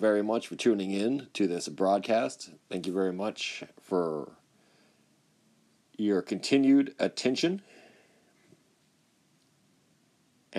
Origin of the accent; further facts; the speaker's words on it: Corpus Christi, Texas, United States; I'm from Corpus Christi based and born and raised, and I went to school in Texas and lived here most of my life